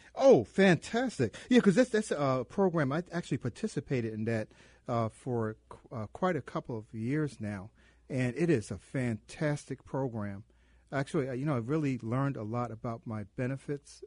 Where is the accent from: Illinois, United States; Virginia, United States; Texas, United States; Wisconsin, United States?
Illinois, United States; Chicago; Where are you from? And I said, "Chicago."